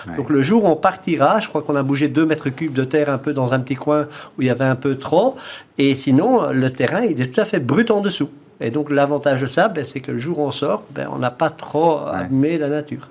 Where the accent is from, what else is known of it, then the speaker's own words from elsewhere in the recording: Belgium; accent: Belgian; moved away as an adult; also born or lived in south of France; now in France; j'ai un petit accent un peu belge